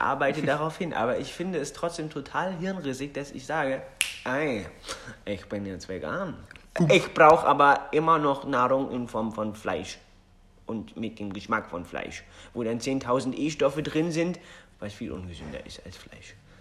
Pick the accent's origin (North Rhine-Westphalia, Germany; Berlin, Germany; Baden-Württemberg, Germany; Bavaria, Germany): Berlin, Germany; das ist meine Heimat